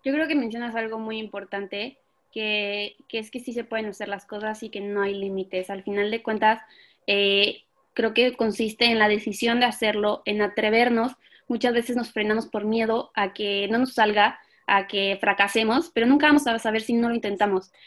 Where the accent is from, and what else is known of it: Mexico